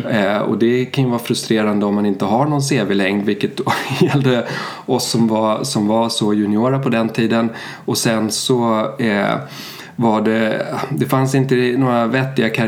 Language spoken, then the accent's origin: Swedish; Sweden; also born or lived in Germany; Jag är svensk. Mina föräldrar flyttade till Tyskland på 70-talet